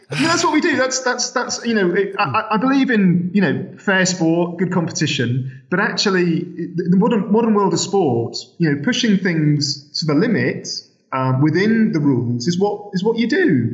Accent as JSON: {"language": "English", "town": "Sheffield", "region": "Yorkshire and the Humber", "country": "United Kingdom", "said": "I'm from Sheffield"}